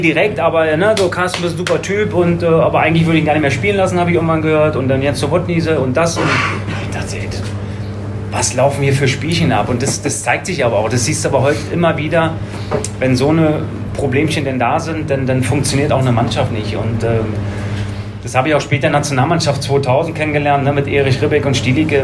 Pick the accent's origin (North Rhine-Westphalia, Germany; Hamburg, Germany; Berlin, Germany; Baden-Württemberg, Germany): Berlin, Germany; moved away as an adult; now in Bergisches Land, Germany; im Süden Berlins bin ich groß geworden